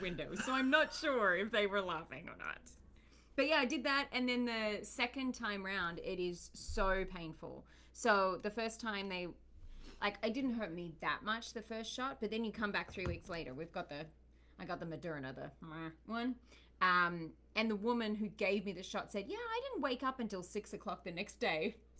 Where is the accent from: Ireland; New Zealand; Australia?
Australia; moved away as an adult; now in United States; Not from England. I'm from Australia. I'm born and bred Aussie. My dad's Sri Lankan. Mum's Australian. And I'm now an American.